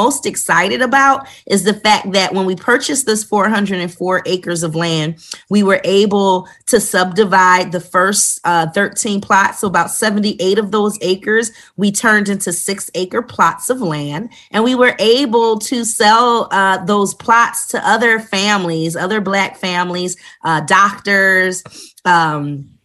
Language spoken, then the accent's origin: English; Philadelphia, Pennsylvania, United States; moved away as an adult; also born or lived in Greensboro, North Carolina; now in Stonecrest, United States; I'm originally from Philadelphia, where I went and graduated from the Philadelphia High School for Girls